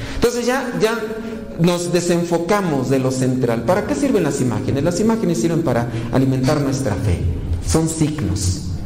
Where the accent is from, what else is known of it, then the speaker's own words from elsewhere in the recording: Mexico; así somos los mexicanos